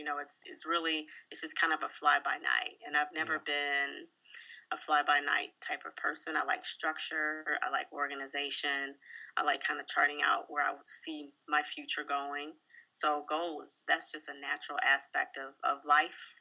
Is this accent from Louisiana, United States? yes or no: no; Columbus, Ohio, United States; moved away as an adult; also born or lived in Chicago, Illinois / Indianapolis, Indiana / Atlanta, Georgia / Indiana; now in Detroit, United States; I'm originally from Columbus, Ohio